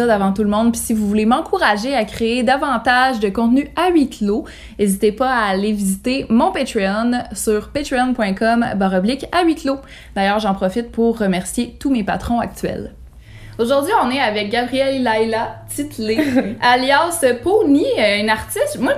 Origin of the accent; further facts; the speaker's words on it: Gatineau, Quebec, Canada; je viens de Gatineau.